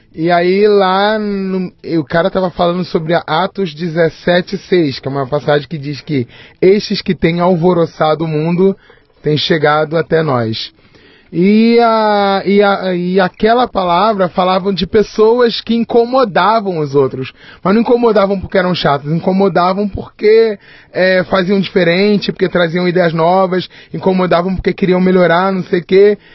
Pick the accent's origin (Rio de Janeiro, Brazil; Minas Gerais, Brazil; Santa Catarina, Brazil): Rio de Janeiro, Brazil; also born or lived in Jundiaí, São Paulo; Eu nasci no Rio de Janeiro